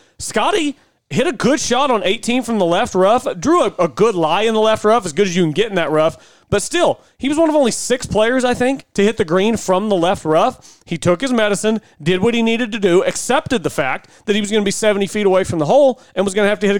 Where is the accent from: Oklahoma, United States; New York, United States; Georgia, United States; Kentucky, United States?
Oklahoma, United States; we're from Oklahoma.